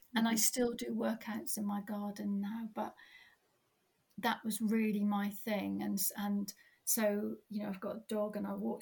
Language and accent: English; Cornwall, South West England, United Kingdom; also born or lived in Dorset; now in Cornwall, United Kingdom; I'm Cornish, and moved away and came back